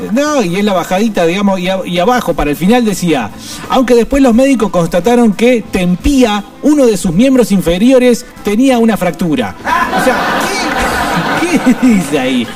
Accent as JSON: {"language": "Spanish", "country": "Argentina", "said": "los seres humanos argentinos"}